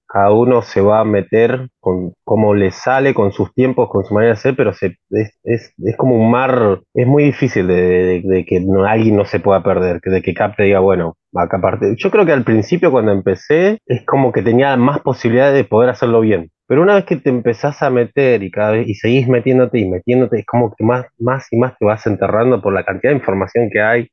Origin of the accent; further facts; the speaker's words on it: Argentina; en mi país, poner en Argentina acá